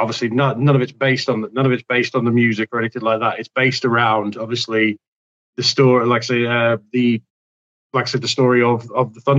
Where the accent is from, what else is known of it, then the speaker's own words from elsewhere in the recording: United Kingdom; I'm British